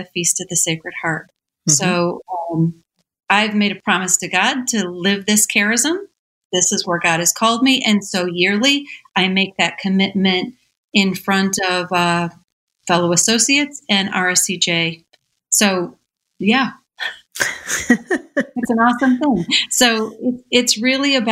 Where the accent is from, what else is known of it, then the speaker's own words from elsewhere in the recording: Michigan, United States; I was born and raised in Michigan in a little farming community